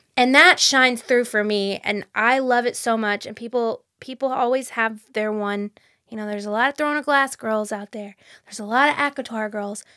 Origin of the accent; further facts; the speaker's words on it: Fayetteville, North Carolina, United States; I grew up in Fayetteville